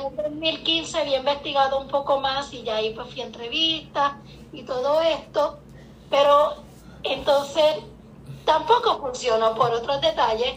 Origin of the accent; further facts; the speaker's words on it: Puerto Rico; moved away as an adult; Yo soy puertorriqueña